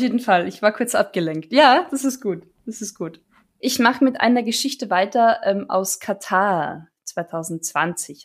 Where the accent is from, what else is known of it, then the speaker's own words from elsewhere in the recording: Villach, Carinthia, Austria; ich bin in der Gegend aufgewachsen, Kärnten und gerade Villach